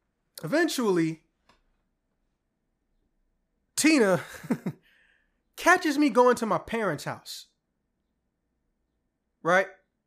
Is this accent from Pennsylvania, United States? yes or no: no; Alabama, United States; We're from Alabama? Yeah. Why do you not sound country, though? I was like, oh, well, my mom was from Illinois originally, so, you know, I kind of have both accents.